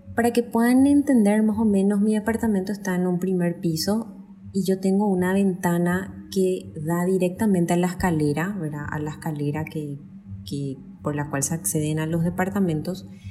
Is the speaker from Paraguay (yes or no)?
yes; Paraguay; soy de Paraguay.